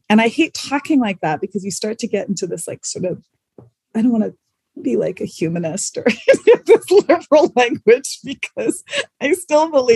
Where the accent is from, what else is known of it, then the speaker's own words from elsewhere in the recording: Canada; moved away as an adult; also born or lived in South Africa / Spain / France; coming from South Africa, growing up in Canada